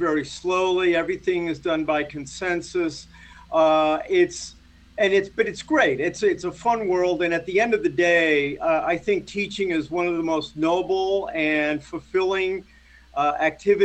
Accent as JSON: {"language": "English", "town": "Las Vegas", "region": "Nevada", "country": "United States", "tie": "born or raised there", "moved": "yes", "said": "I grew up in Las Vegas"}